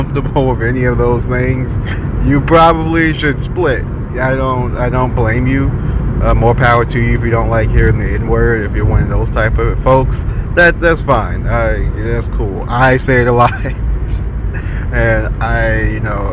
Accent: Tampa, Florida, United States; I am born and raised in Tampa, still live there to this day, or Hillsborough County

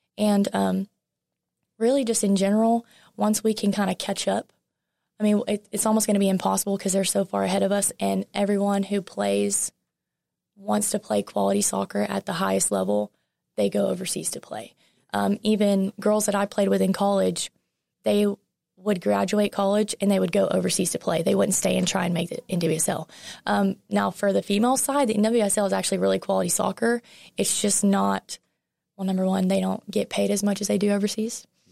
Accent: Lufkin, Texas, United States; moved away as an adult; also born or lived in Nacogdoches, Texas; now in Texarkana, United States; growing up in Lufkin

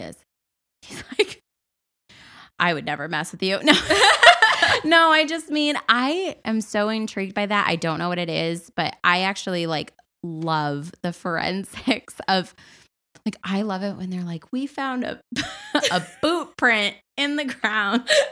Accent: Massachusetts, United States; if I was not from Massachusetts and I was not a wedding planner

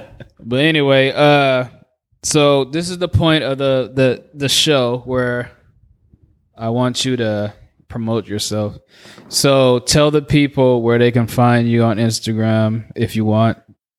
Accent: Oakland, California, United States; I can literally say I'm from Oakland, nigga.

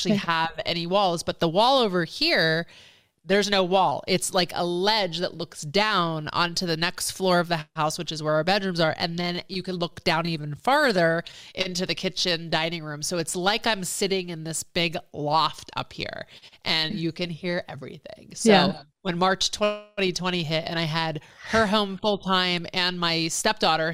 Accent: Philadelphia, Pennsylvania, United States; moved away as an adult; also born or lived in New York / Boston / Los Angeles; I'm from the East Coast originally, born in New York, moved to Philadelphia area, went to college in Boston, came home, moved into downtown Philadelphia

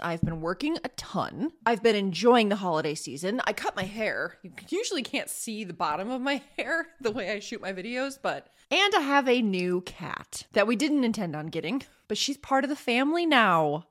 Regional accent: Northern Illinois, United States; I grew up in Northern Illinois

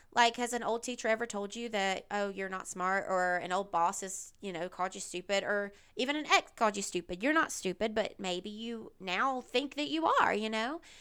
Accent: the South, United States; I grew up in the South. I'm still here in the South.

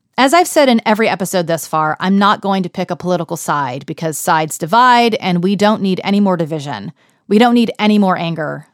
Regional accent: Texas, United States; now in Harlem, New York, United States; I'm from Texas. the most conservative county in Texas, as a matter of fact. These are my roots

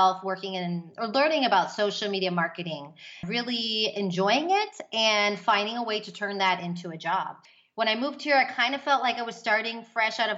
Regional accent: Houston, Texas, United States; moved away as an adult; also born or lived in Austin, Texas; now in Madrid, Spain; I'm from Texas, Houston, Texas

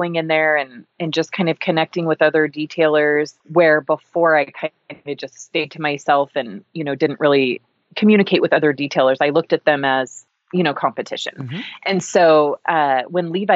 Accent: Boise, Idaho, United States; also born or lived in Walla Walla, Washington; we moved from Walla Walla, Washington to Boise, and I was born and raised here

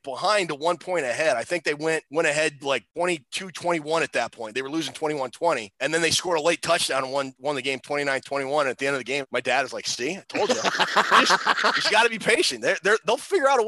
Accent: Richfield and East Grand Forks, Minnesota, United States; I was born in Minneapolis, grew up in Richfield and East Grand Forks

